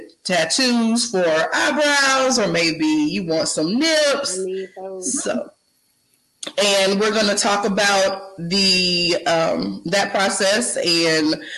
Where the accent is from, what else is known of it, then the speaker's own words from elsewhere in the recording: Brunswick, Georgia, United States; now in Columbia, United States; I live in Columbia, South Carolina, but I am from Brunswick, Georgia.